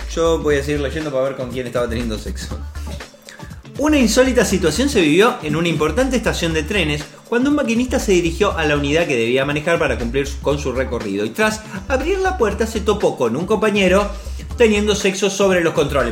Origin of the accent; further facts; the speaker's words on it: Rosario, Santa Fe, Argentina; acá en Rosario. No somos argentinos, somos rosarinos